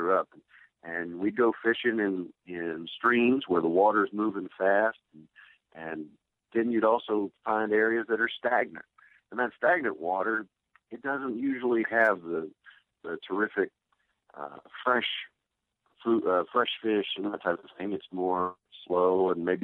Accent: Cookeville, Tennessee, United States; my hometown of Cookeville, Tennessee

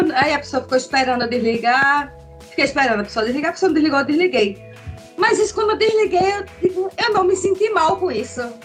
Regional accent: Pernambuco, Brazil; moved away as an adult; now in Santa Catarina, Brazil; Atualmente eu moro em Santa Catarina, mas eu sou natural de Pernambuco

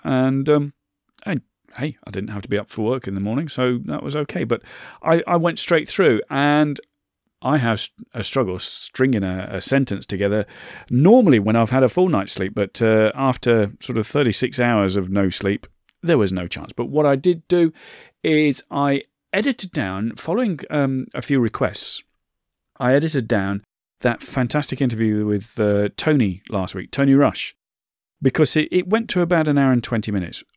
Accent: United Kingdom; I'm British, I'm in the U K

